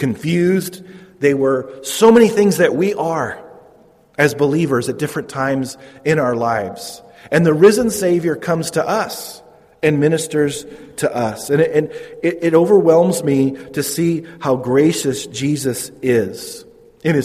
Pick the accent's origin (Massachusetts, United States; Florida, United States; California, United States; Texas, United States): California, United States; Modesto; I'm from Modesto. I grew up in Modesto, not really a small town.